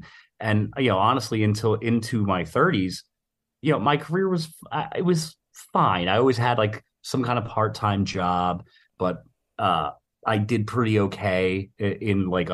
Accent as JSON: {"language": "English", "town": "Philadelphia", "region": "Pennsylvania", "country": "United States", "tie": "born or raised there", "said": "I grew up in West Philadelphia."}